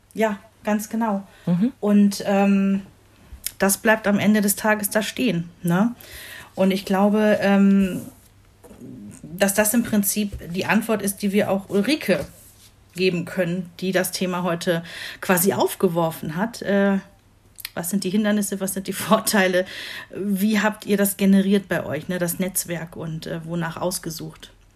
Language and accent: German; Rhineland, Germany; moved away; meine Heimatgemeinde, also da, wo ich ursprünglich herkomme, ein beschauliches äh, Städtchen im Rheinland